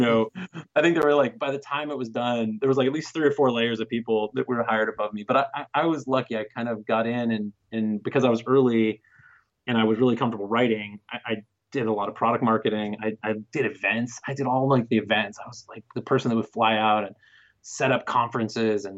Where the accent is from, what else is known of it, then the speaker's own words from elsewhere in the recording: Bay Area, California, United States; I'm from the Bay Area